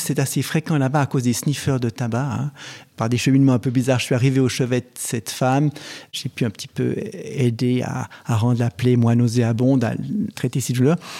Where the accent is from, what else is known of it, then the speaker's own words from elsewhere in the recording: Switzerland; chez nous en Suisse